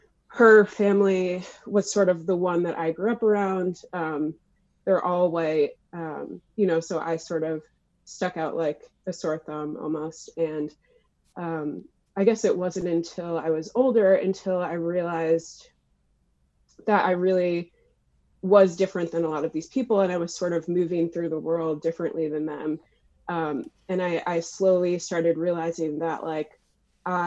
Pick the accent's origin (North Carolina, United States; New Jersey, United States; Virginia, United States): New Jersey, United States; moved away as an adult; now in Brooklyn, United States; I'm originally from Jersey, and I've been living in Brooklyn for about the last 6 years